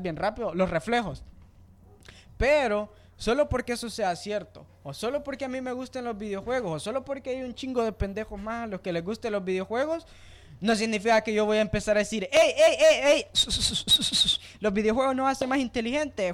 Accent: El Salvador; yo sea salvadoreño

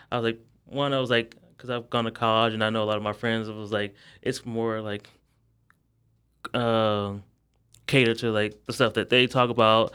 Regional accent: Akron, Ohio, United States; moved away as an adult; now in Texas, United States; I'm originally from Akron, Ohio

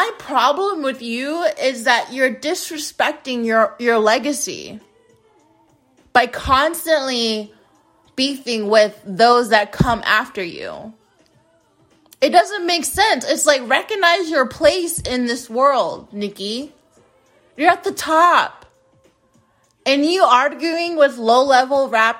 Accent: United States; being an American

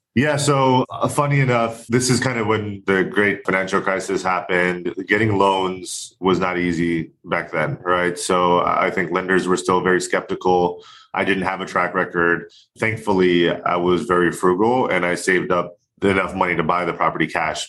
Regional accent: Orlando, Florida, United States; moved away as an adult; now in California, United States; I grew up, born and raised in Orlando, Florida

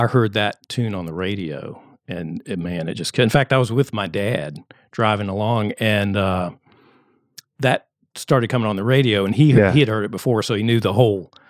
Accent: Goochland, Virginia, United States; I'm from Goochland, Virginia, which is just west of Richmond

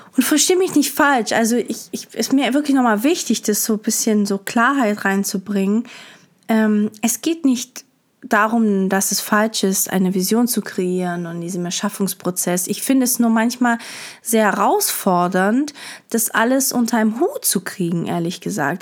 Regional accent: Stuttgart, Baden-Württemberg, Germany; moved away as an adult; also born or lived in Hamburg / Lisbon; wieder in meiner Heimat bin, wo ich aufgewachsen bin

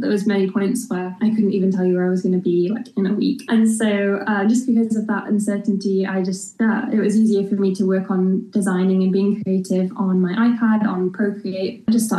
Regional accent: York, Yorkshire and the Humber, United Kingdom; moved away as an adult; now in Ballymena, United Kingdom; I'm from York, which is where I grew up and lived there pretty much my whole life.

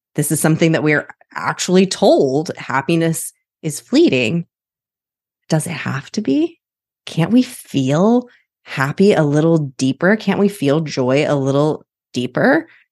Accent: Midwest, United States; now in Portland, United States; I'm from the Midwest

